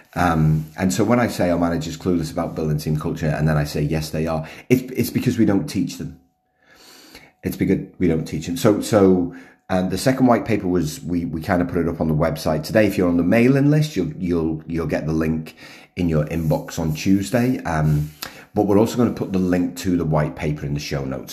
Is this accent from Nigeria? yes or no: no; United Kingdom; now in Melbourne, Australia; being British